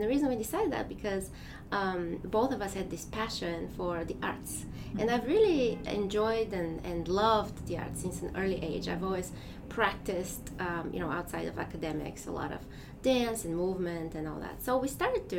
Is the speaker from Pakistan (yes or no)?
no; Bulgaria; English is a second language; moved away as an adult; now in United States; I am from Bulgaria. And so I grew up there